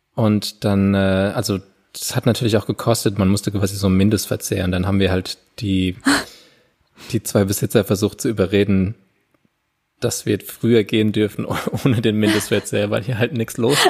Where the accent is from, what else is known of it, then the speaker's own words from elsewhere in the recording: Landau, Rhineland-Palatinate, Germany; in Landau nie gab, wo ich aufgewachsen bin